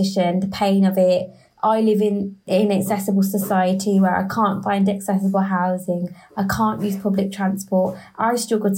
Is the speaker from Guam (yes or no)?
no; Birmingham, West Midlands, United Kingdom; first language English; now in London, United Kingdom; I always describe myself as a very proud Brummie. So I'm from Birmingham in the UK, who lives in London.